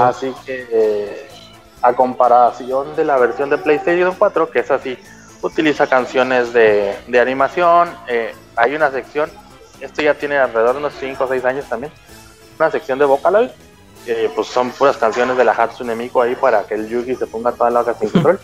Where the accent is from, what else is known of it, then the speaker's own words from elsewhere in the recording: Mexico; now in Gifu, Japan; somos bien poquitos mexicanos acá